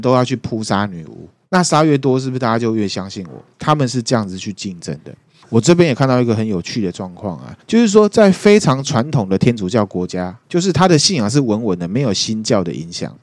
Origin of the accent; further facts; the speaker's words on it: Taiwan; 就像我们台湾人会去问卜一样嘛